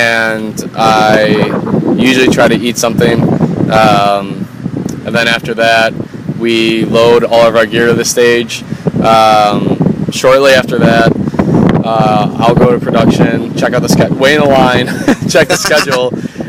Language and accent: English; Chicago, Illinois, United States